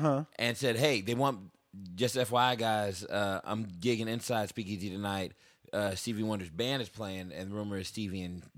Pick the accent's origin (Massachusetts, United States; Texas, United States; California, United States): Texas, United States; Austin; I'm from Austin